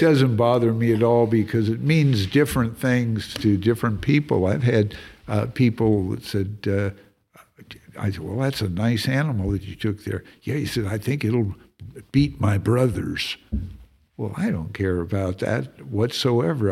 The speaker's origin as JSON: {"language": "English", "region": "California", "country": "United States", "also_born_or_lived": "Texas", "moved": "yes", "lives_now": "Montana, United States", "said": "I'm from California originally"}